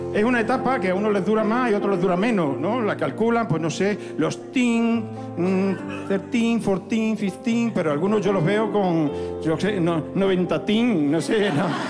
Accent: Zafra, Extremadura, Spain; en la feria de Zafra, que en mi pueblo hay unas sartenes que flipan

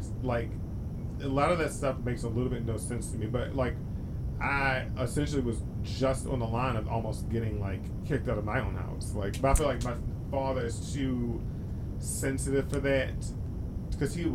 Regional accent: Maryland, United States; also born or lived in California; We're just from Maryland too

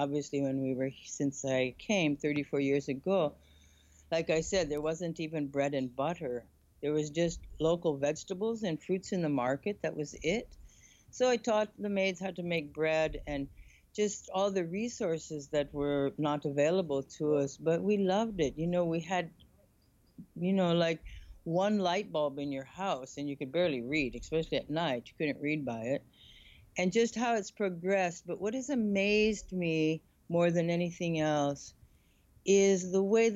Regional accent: Michigan, United States; moved away as an adult; also born or lived in California / Sedona, Arizona; now in Bali, Indonesia; I was born in Michigan. I went to school in California. And then I moved to Sedona, Arizona

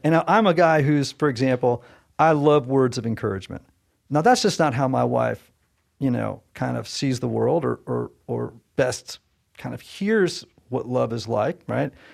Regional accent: Southern Connecticut, United States; I'm from Southern Connecticut

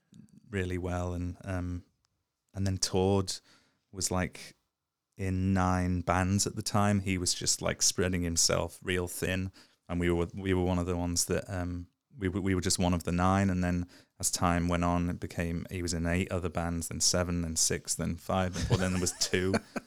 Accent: Liverpool, North West England, United Kingdom; In Liverpool.

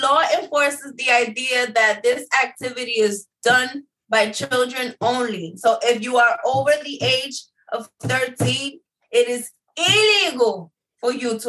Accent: New York City, New York, United States; moved away as an adult; we moved over here, I want to say about like 12, 13 years ago, we born and raised in New York City.

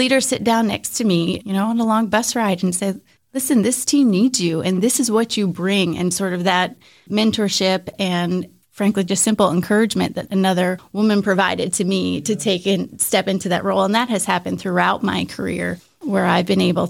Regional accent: Philadelphia, Pennsylvania, United States; also born or lived in New Jersey, United States; Yeah, well, when I was little, Philadelphia area, so for those who are close to Philadelphia, a little time in New Jersey, a little time outside kind of Valley Forge area, and we were not an outdoor family.

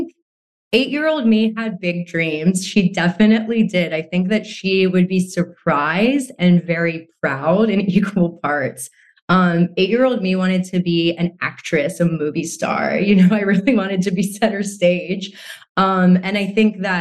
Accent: United States; I grew up in America, I grew up alongside Americans and a very westernized ideals

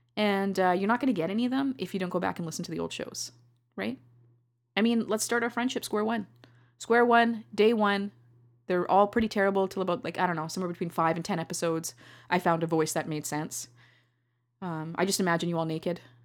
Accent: Canada; I love being a Canadian

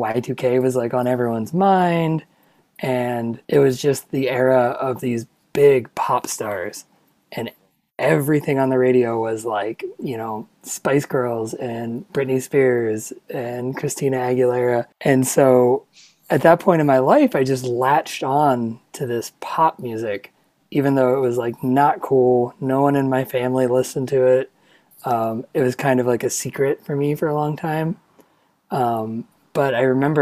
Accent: Ohio, United States; I'm from Ohio, I'm from the Rust Belt

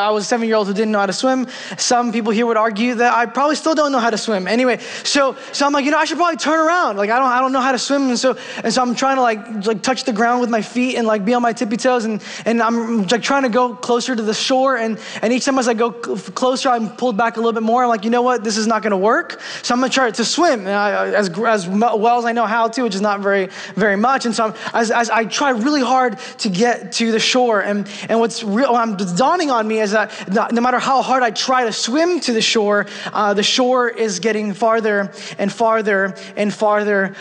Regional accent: New York City, New York, United States; I'm from New York City

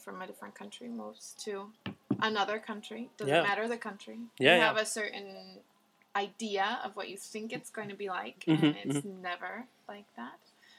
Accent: Wisconsin, United States; I am from Wisconsin.

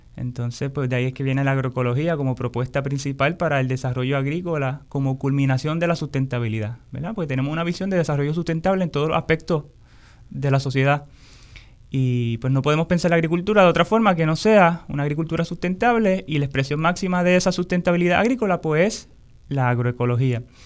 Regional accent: Puerto Rico; como pueblo, como puertorriqueños, puertorriqueñas, como boricua

